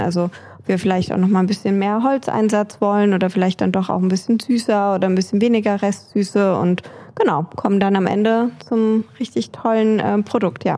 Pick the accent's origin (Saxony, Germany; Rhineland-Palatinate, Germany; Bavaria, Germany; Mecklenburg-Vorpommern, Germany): Rhineland-Palatinate, Germany; Nahe; ich bin an der Nahe aufgewachsen